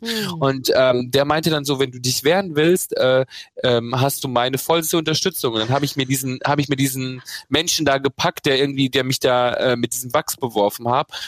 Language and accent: German; Bad Reichenhall, Bavaria, Germany; moved away; wenn ich zum Beispiel heute in meiner Heimatstadt bin